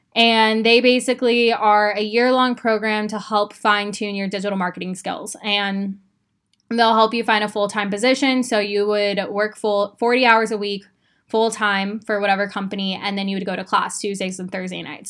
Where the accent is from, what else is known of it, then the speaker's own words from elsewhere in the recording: Phoenix, Arizona, United States; moved away as an adult; now in Austin, United States; I grew up in Phoenix, Arizona. I had been there my entire life.